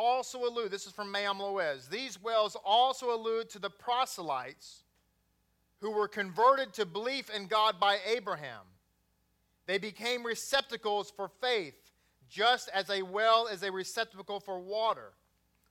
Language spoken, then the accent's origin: English; Grapevine, Texas, United States; also born or lived in Bedford, Texas; Grew up in Grapevine